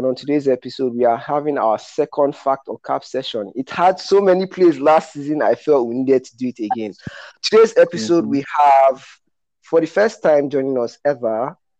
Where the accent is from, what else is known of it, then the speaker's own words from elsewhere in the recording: Nigeria; As a Nigerian